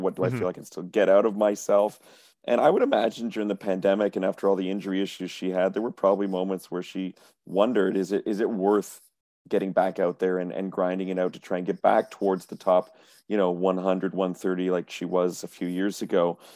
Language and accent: English; Montreal, Quebec, Canada; I'm from Montreal.